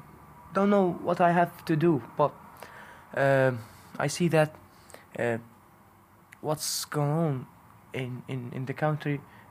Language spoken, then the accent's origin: English; Deir ez-Zor, Deir ez-Zor Governorate, Syria; English is a second language; moved away as an adult; also born or lived in Istanbul; I'm 24 years. I am a Syrian man. I come from Deir ez-Zor in Syria.